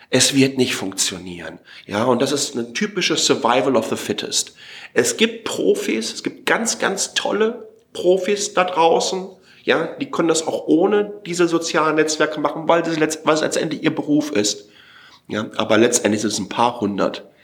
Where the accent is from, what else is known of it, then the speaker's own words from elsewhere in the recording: Waltrop, North Rhine-Westphalia, Germany; Ich bin aufgewachsen in Waltrop, Kreis Recklinghausen, 15 Kilometer nordöstlich von äh, Dortmund, direkt neben kastrop rauxe ähm, Also das östliche Ruhrgebiet. 32.000 Einwohner.